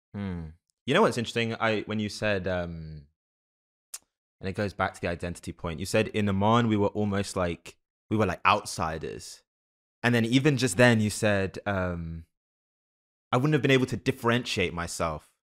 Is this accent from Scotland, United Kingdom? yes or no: no; London, United Kingdom; also born or lived in Canada; now in United States; I grew up in London, but then my family's been in the States since I was, like, ten